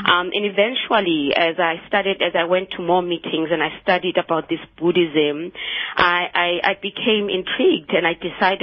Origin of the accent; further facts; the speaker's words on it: Soweto, Gauteng, South Africa; moved away as an adult; also born or lived in Cape Town; I grew up in Soweto, and I came to UCT actually in the 90s to study.